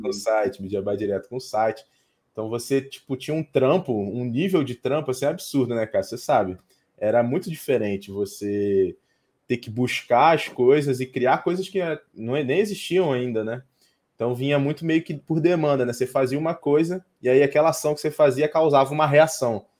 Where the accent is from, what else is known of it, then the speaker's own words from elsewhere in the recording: Cabo Frio, Rio de Janeiro, Brazil; now in Alphaville, Brazil; eu tô em Alphaville agora, né, mas eu sou de Cabo Frio